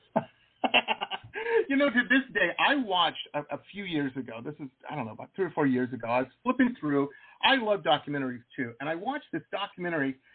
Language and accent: English; Detroit, Michigan, United States; I grew up in Metro Detroit.